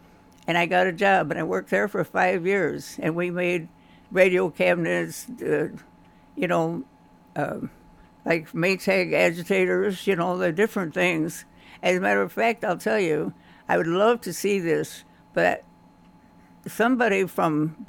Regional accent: Kentucky, United States; accent: southern; I had a southern accent, you know, and I didn't want to tell them I was from Kentucky, so they started calling me … for some reason.

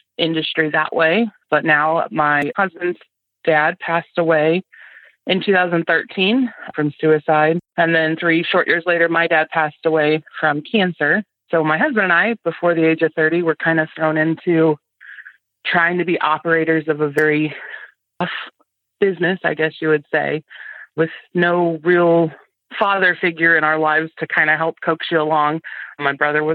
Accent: near Galesburg, West Central Illinois, United States; I am from West Central Illinois, over by Galesburg, Illinois. I grew up on a corn and soybean farm

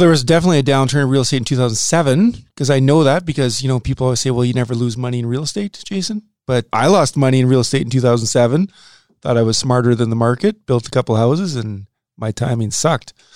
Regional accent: Saskatoon, Saskatchewan, Canada; also born or lived in North Dakota; I grew up in Saskatoon

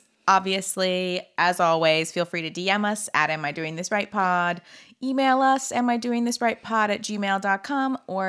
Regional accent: Napa, California, United States; I'm from Napa

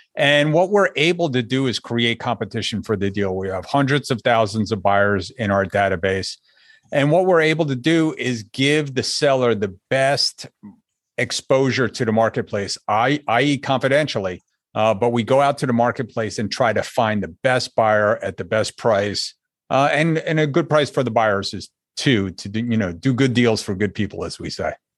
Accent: Northeast, United States; moved away as an adult; also born or lived in Hartford, Connecticut; now in South Florida, United States; I grew up in the Northeast, if you couldn't hear it in my voice yet.

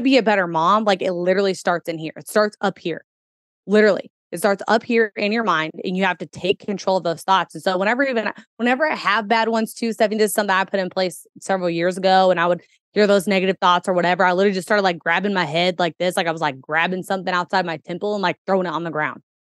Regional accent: Kentuckiana, United States; born or raised there

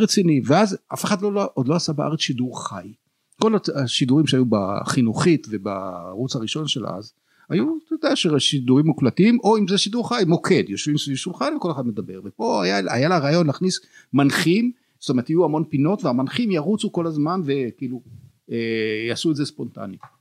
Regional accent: Jerusalem, Jerusalem District, Israel; אני הייתי ירושלמי

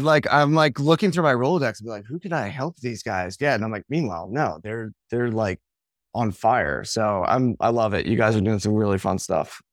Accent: Long Island, New York, United States; I grew up on Long Island, kind of in the shadow of, like, the advertising capital of the world

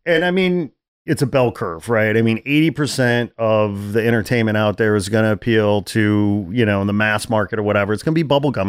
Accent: Chicago, Illinois, United States; moved away; I'm from Chicago

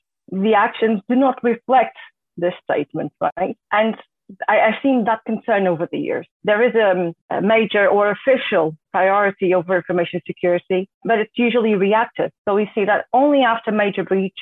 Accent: Portugal; moved away as an adult; now in Netherlands; I was born and raised in Portugal, and more than three years ago, I moved to the Netherlands

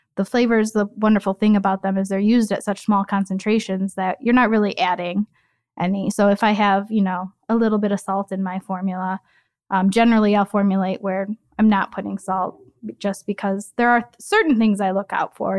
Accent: Chicago, Illinois, United States; moved away as an adult; also born or lived in North Carolina; I am from Chicago. I was born and raised in a Southwest suburb

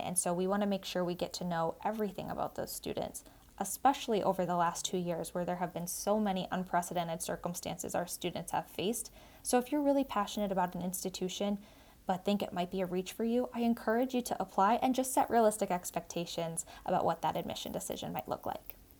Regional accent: South Shore of Massachusetts, United States; I grew up in the South Shore of Massachusetts

